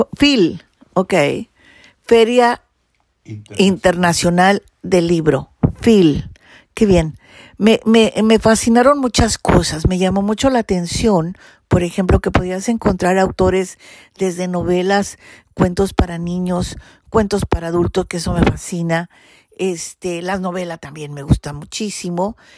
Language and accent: Spanish; Mexico; yo soy mexicana